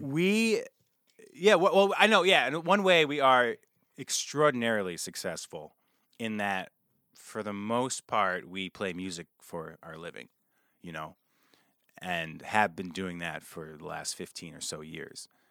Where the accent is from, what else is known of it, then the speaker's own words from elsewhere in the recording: New Paltz, New York, United States; I grew up outside of New Paltz